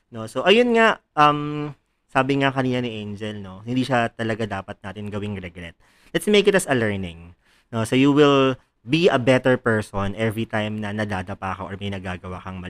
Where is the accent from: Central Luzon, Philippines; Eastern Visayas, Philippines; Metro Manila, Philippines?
Central Luzon, Philippines; I'm from Bulacan